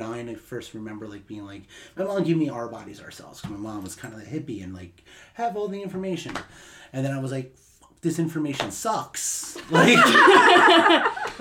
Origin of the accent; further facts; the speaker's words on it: Atlantic City, New Jersey, United States; I grew up in South Jersey, right outside of Atlantic City, New Jersey